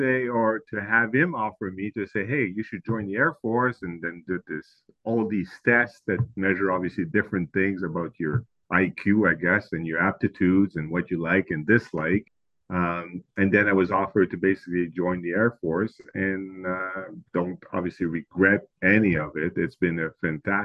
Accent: Montreal, Quebec, Canada; first language French; English is a second language; as you can probably tell from my accent, I'm from Quebec, Montreal specifically

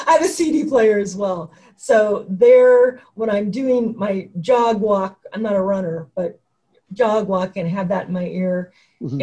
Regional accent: Oregon, United States; I'm from Oregon

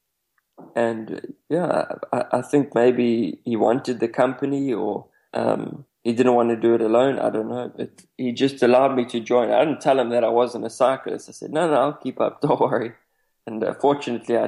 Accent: South Africa; I come from South Africa

